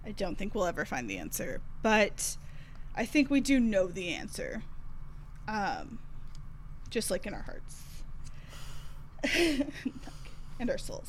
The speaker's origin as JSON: {"language": "English", "region": "the South", "country": "United States", "said": "I am from the South"}